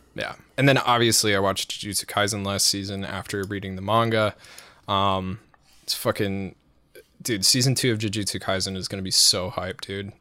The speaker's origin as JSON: {"language": "English", "country": "United States", "said": "we're American"}